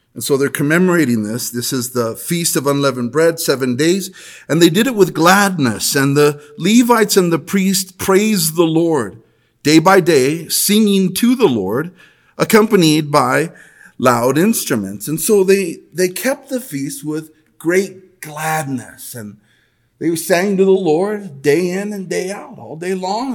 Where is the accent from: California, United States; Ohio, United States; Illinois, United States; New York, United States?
California, United States; El Monte; born or raised there